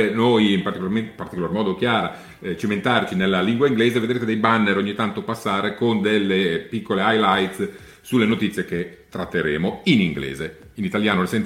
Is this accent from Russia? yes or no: no; Austria; Italian is a second language; ciao, non sono americano-italiano, ma sono austriaco.